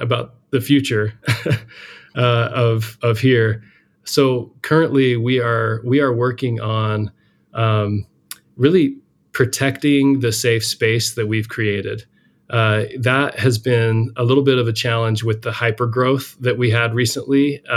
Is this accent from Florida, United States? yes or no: no; Salt Lake City, Utah, United States; moved away as an adult; also born or lived in New York / San Francisco area; growing up in Salt Lake City